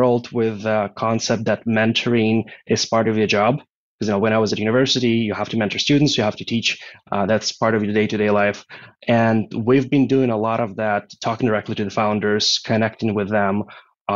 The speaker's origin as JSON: {"language": "English", "country": "Ukraine", "moved": "as an adult", "lives_now": "Austin, United States", "said": "I'm originally from Ukraine, so that was in Europe."}